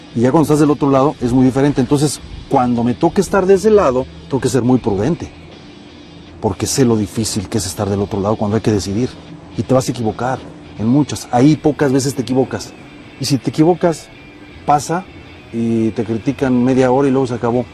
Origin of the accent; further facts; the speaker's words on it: Mexico; tenemos muchos defectos como país, como mexicanos